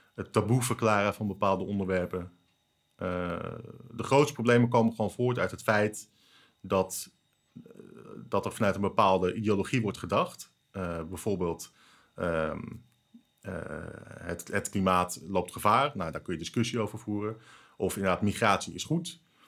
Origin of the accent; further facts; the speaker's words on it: Netherlands; ik voel me Nederlander